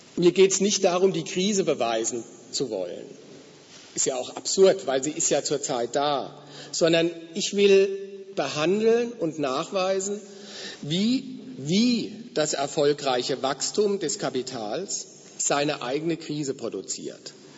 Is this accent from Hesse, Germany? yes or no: yes; Frankfurt am Main, Hesse, Germany; wo ich herkomme aus Frankfurt ist ja das Finanzzentrum in Deutschland